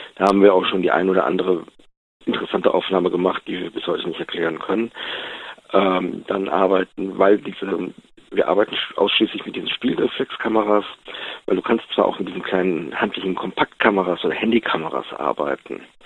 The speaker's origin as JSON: {"language": "German", "town": "Wuppertal", "region": "North Rhine-Westphalia", "country": "Germany", "said": "Ich bin aus Wuppertal, Jahrgang 71"}